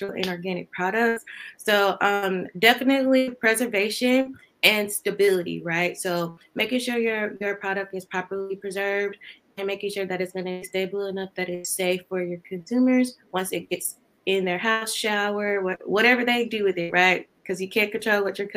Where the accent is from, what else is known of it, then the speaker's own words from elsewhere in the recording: Georgia, United States; I'm from Georgia, very small town in Georgia, and I got my bachelor's in chemistry degree from Valdosta State University